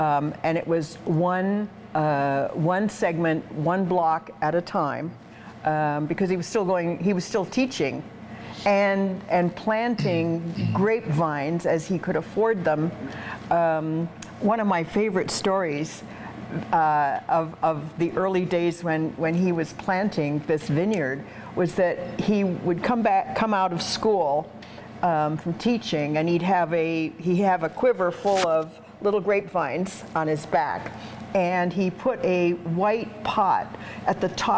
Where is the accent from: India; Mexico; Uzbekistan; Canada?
Canada; also born or lived in England; I was born in England. And my family, right after World War II, emigrated to Canada.